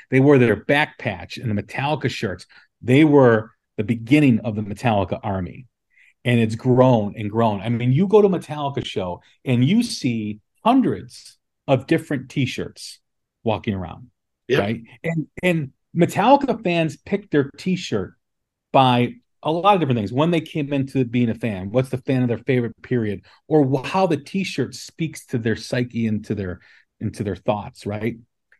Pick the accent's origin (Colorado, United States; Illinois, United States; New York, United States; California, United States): Illinois, United States; Des Plaines; I grew up in Des Plaines, Illinois, which is just outside of Chicago.